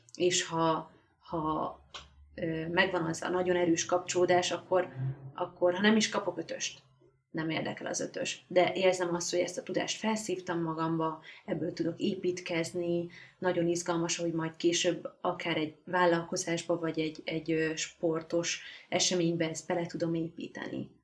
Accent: Hungary; moved away as an adult; now in Budapest, Hungary; Én falun nőttem föl

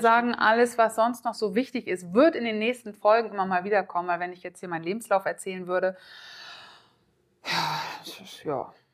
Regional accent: Oldenburg, Lower Saxony, Germany; ich komme aus dem schönen Oldenburg im Norden

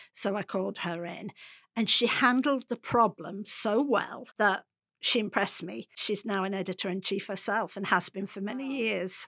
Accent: Derby, East Midlands, United Kingdom; I come from Derby, come from a working class background

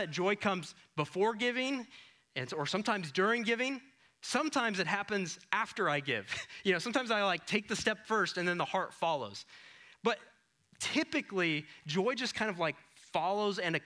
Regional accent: Iowa, United States; moved away; I'm from Iowa.

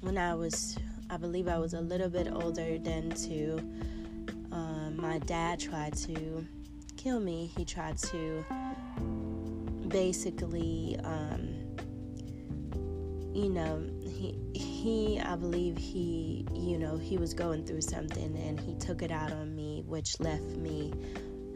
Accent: eastern Germany, Germany; I was born in Germany

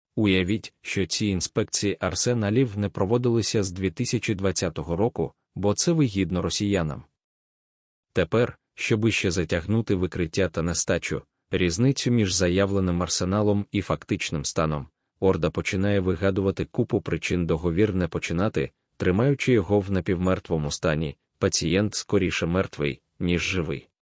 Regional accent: Ukraine; ми з України

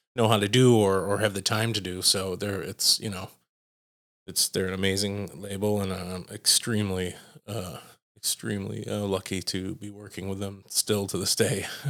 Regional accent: United States; as an American electronic musician

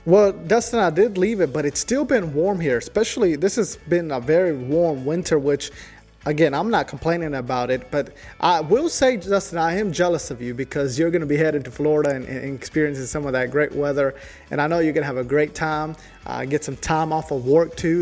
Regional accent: El Salvador; now in New River Valley, United States; I'm from El Salvador

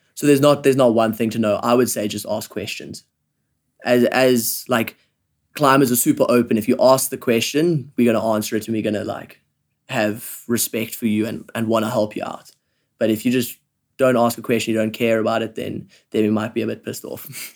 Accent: Johannesburg, Gauteng, South Africa; I grew up in Johannesburg. I've lived here my whole life.

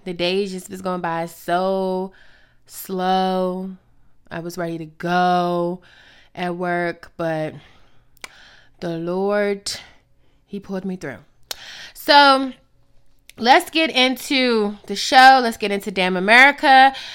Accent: United States; as the American people

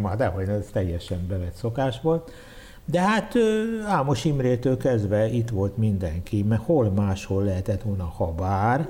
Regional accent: Budapest, Hungary; így nőttem föl. E, Sátoros ünnepekkor elvittek Újpesten a templomba a szüleim

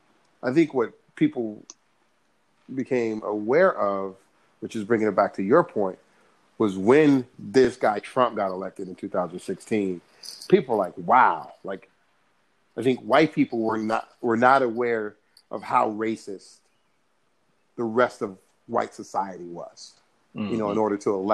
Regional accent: California, United States; born and raised in California

